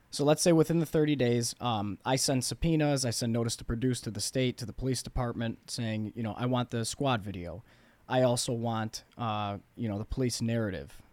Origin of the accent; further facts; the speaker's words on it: Bloomingdale, Illinois, United States; I grew up in Bloomingdale